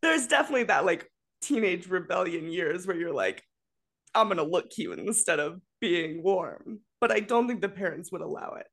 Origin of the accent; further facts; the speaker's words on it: Colorado, United States; I grew up in Colorado